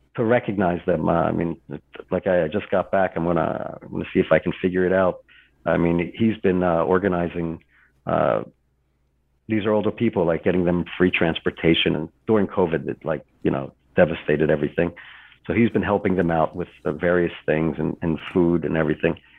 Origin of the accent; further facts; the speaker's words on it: Israel; I'm from Israel